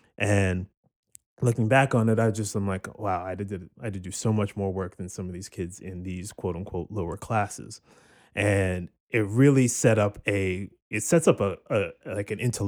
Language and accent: English; Cherry Hill, New Jersey, United States; I'm from Cherry Hill, New Jersey.